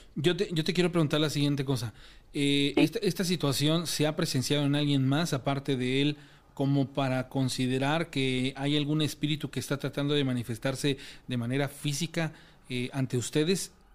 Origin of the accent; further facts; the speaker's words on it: Mexico; como mexicano